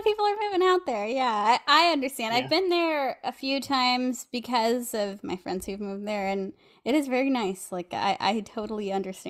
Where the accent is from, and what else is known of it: near Turlock, California, United States; born or raised there